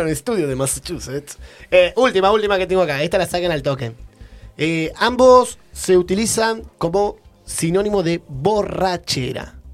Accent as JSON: {"language": "Spanish", "region": "Neuquén", "country": "Argentina", "said": "tenemos eso que no pronunciamos las S del final, los neuquinos."}